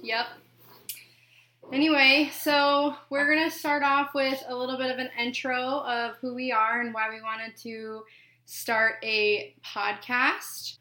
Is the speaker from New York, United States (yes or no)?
no; Wyoming, United States; moved away as an adult; now in Port Orange, United States; I'm from Wyoming